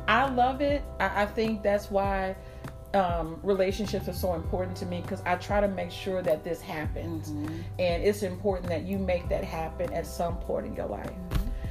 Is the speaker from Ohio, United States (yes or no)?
no; St. Louis, Missouri, United States; I'm from St. Louis